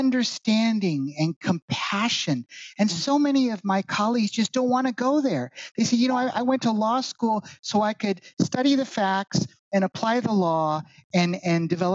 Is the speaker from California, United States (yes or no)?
yes; Northern California, United States; moved away as an adult; also born or lived in Honolulu, Hawaii; now in Orlando, United States; I grew up in Northern California. I was actually born in Honolulu. My dad was in the Navy and he was stationed out there. And we moved from Hawaii out to Northern California. So that's where I grew up